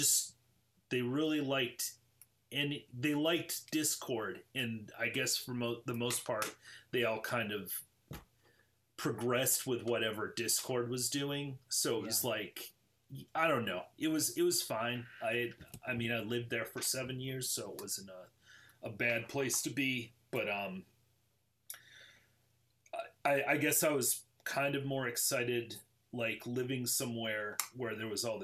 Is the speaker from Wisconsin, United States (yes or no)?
no; Southwest Michigan, United States; moved away as an adult; also born or lived in Chicago / Washington, District of Columbia, United States; now in Louisville, United States; most of my early life up until I was like in my early 20s was spent in Southwest Michigan